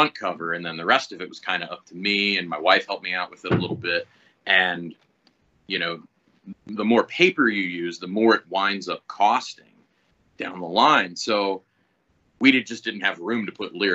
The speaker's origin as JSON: {"language": "English", "town": "Reading", "region": "Pennsylvania", "country": "United States", "said": "I'm from Reading, Pennsylvania"}